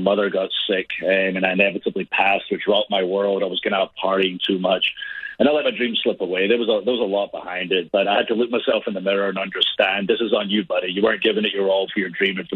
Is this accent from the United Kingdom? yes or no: yes; Scotland, United Kingdom; moved away as an adult; now in United States; I'm from Scotland, a country of five million people